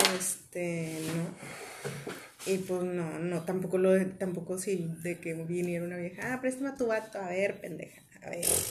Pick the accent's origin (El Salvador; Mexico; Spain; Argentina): Mexico; Monterrey, Nuevo León; Yo soy bien regia